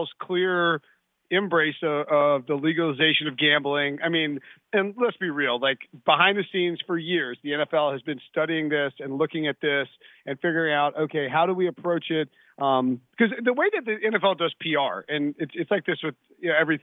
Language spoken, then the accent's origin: English; the South, United States; I'm from the South.